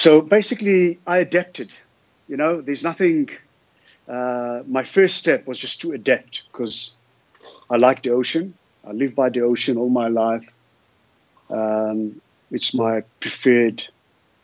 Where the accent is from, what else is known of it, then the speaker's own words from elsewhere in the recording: Sea of Galilee, Northern District, Israel; now in Cape Town, South Africa; I grew up in the Sea of Galilee, below sea level, in a very hot environment.